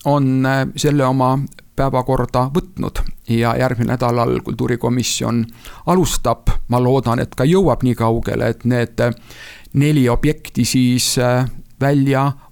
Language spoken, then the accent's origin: Estonian; Tartu, Tartu County, Estonia; meie kodulinn Tartu.